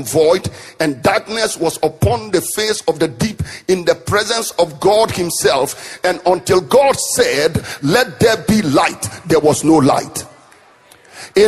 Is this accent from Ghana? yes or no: yes; northern Ghana, Ghana; the part of Ghana I come from, the people in the southern part of Ghana look down on the people from the north, and I come from the north.